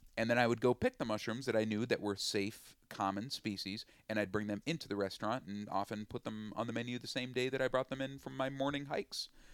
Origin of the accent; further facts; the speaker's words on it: Willmar, Minnesota, United States; also born or lived in Twin Cities, Minnesota; I'm from Wilmer, Minnesota